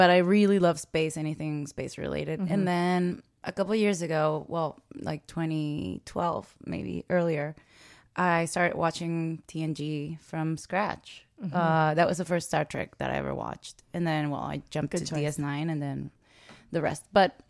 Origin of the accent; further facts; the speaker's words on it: Venezuela; moved away; I grew up in Venezuela